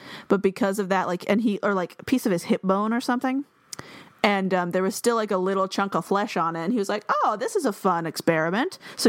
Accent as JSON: {"language": "English", "region": "Washington", "country": "United States", "said": "I'm from Washington. So we're like the least South possible."}